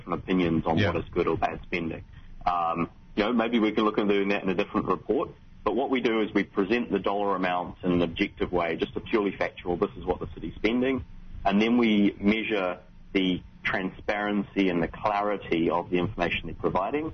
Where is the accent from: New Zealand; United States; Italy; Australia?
New Zealand; Wellington; moved away; I'm from Wellington